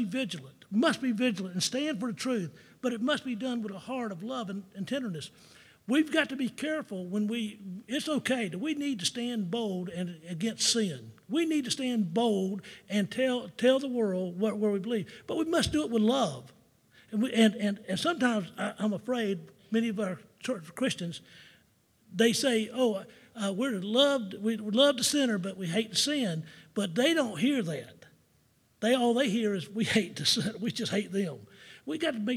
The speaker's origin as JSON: {"language": "English", "town": "Jacksonville", "region": "Florida", "country": "United States", "tie": "born or raised there", "said": "growing up in Jacksonville, Florida"}